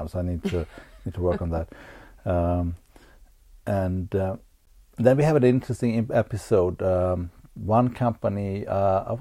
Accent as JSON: {"language": "English", "country": "Sweden", "tie": "born or raised there", "said": "growing up in Sweden in the 70s"}